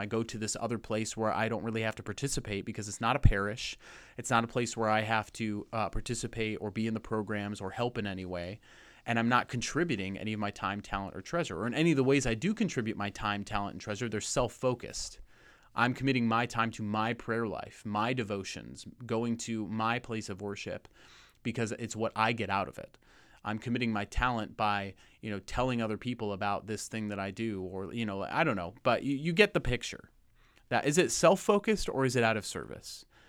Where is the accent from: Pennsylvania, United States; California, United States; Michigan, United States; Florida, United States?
California, United States; Lake Arrowhead; moved away; Lake Arrowhead, my hometown, my old stomping grounds